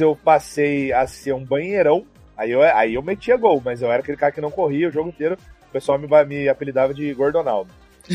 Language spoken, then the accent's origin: Portuguese; Brazil; Eu, como brasileiro, né, como brasileirinho